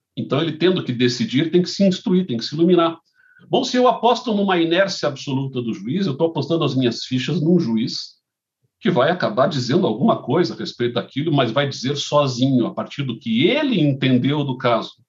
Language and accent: Portuguese; Curitiba, Paraná, Brazil; eu nascido e criado em Curitiba